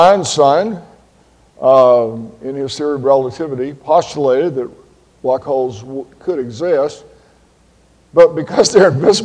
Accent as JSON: {"language": "English", "town": "Tallahassee", "region": "Florida", "country": "United States", "tie": "born or raised there", "said": "I grew up in Tallahassee, Florida"}